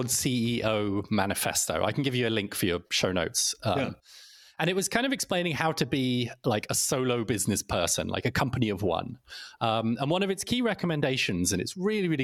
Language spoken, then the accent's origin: English; United Kingdom; now in Sweden; I live in Sweden, though, as you can probably hear from my accent, I'm originally British